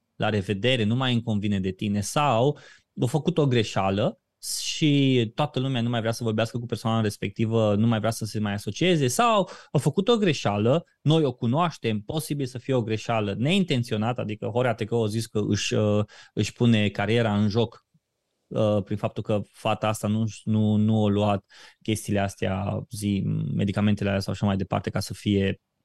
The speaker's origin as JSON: {"language": "Romanian", "country": "Romania", "said": "noi ca, ca români"}